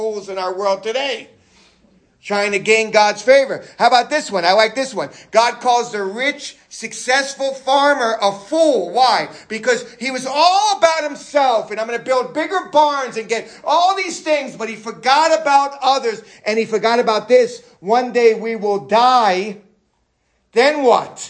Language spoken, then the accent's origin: English; New York City, New York, United States; New York City